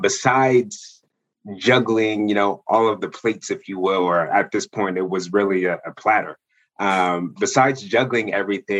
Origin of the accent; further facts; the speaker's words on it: New Jersey, United States; born and raised in South Jersey